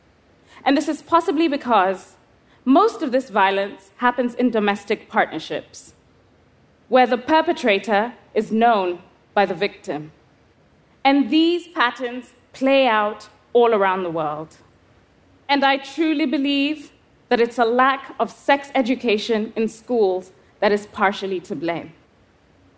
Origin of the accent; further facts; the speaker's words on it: Kenya; I was 11 years old, growing up in Kenya.